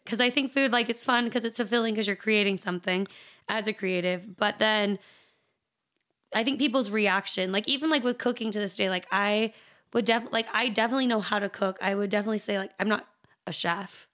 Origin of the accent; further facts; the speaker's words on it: Salt Lake City, Utah, United States; also born or lived in Taylorsville, Utah / Chicago, Illinois; being born and raised in Salt Lake